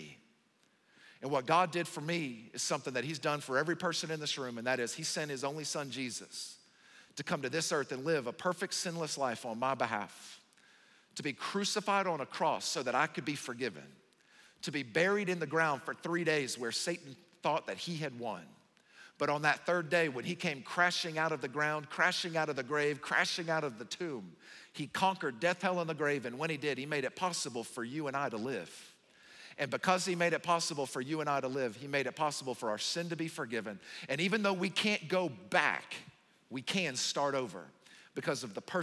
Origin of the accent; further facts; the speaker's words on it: the South, United States; moved away; I'm from the South